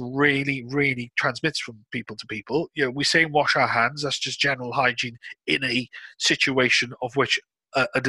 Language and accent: English; United Kingdom; we're British.